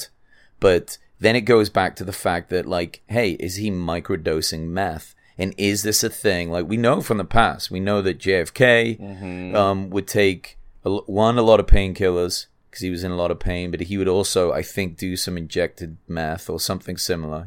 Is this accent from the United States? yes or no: no; England, United Kingdom; moved away; I'm from England